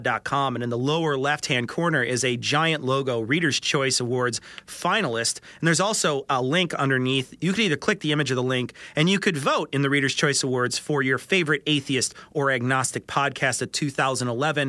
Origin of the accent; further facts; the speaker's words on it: United States; We're fucking American